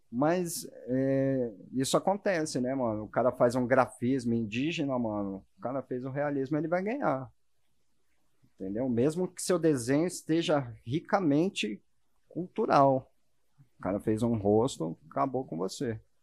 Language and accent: Portuguese; Brazil